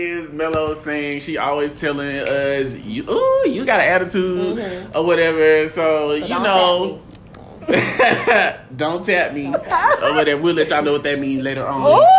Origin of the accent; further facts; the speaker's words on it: Mississippi, United States; I'm from Mississippi